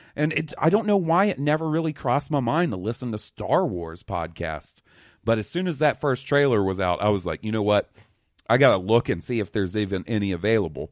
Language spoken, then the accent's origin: English; Mississippi, United States; also born or lived in Alabama; growing up in Mississippi and Alabama